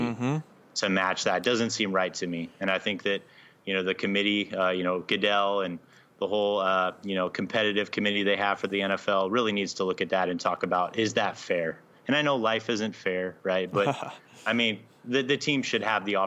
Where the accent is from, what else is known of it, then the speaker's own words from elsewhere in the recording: Southern California, United States; I'm from Southern California.